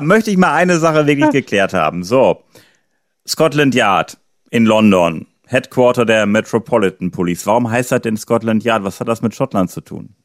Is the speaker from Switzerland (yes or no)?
no; Germany; ich bin ja in Deutschland geboren, ich war noch nie länger im Ausland